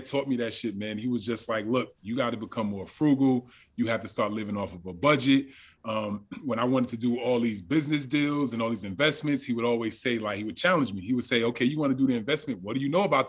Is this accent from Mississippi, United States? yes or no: no; Orange, New Jersey, United States; I grew up in Orange, New Jersey